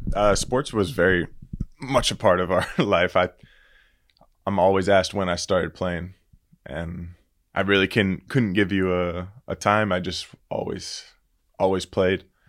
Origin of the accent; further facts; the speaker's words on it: Pompano Beach, Florida, United States; moved away as an adult; also born or lived in Latvia / Germany; I grew up in uh, Pompano Beach, Florida